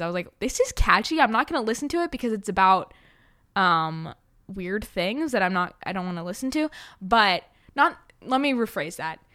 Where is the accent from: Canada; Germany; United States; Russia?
United States; New York City, New York; I grew up in New York City